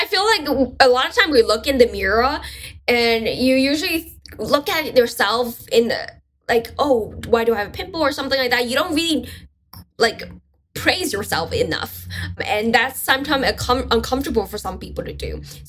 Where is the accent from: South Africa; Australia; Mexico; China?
China; first language Mandarin Chinese; English is a second language; So my first language is actually Chinese, my Mandarin.